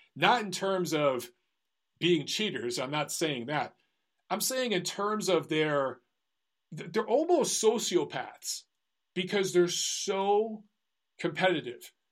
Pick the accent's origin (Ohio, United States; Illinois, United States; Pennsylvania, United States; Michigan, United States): Michigan, United States; Detroit; I'm from Detroit